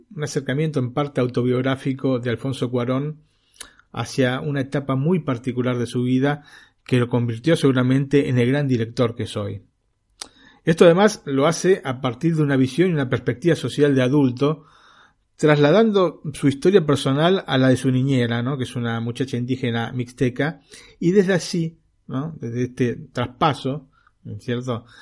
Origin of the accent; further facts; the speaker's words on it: Argentina; now in Italy; yo como argentino